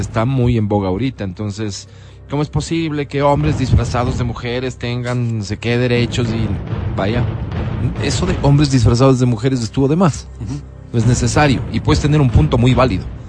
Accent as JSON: {"language": "Spanish", "town": "Quito", "region": "Pichincha", "country": "Ecuador", "said": "los quiteños"}